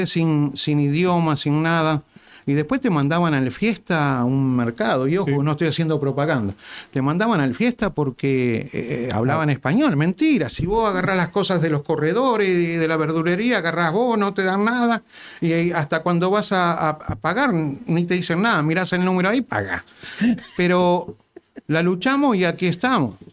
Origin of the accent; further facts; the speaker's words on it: Uruguay; now in United States; Porque somos, no, los uruguayos.